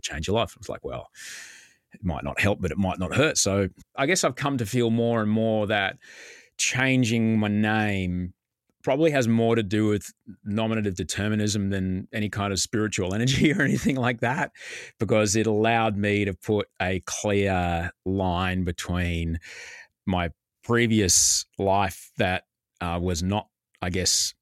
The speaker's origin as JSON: {"language": "English", "town": "Brisbane", "region": "Queensland", "country": "Australia", "tie": "born or raised there", "said": "growing up in Brisbane"}